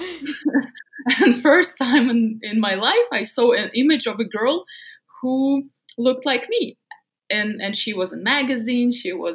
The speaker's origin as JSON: {"language": "English", "town": "Novosibirsk", "region": "Novosibirsk Oblast", "country": "Russia", "tie": "born or raised there", "second_language": "English", "moved": "as an adult", "lives_now": "United States", "said": "I grew up in a small scientific town in a very cold city in Siberia called Novosibirsk."}